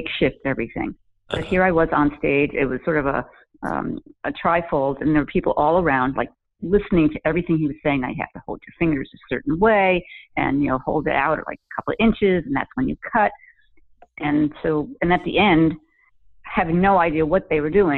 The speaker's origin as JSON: {"language": "English", "region": "New York", "country": "United States", "tie": "born or raised there", "said": "I'm from New York, born and raised, bred and buttered"}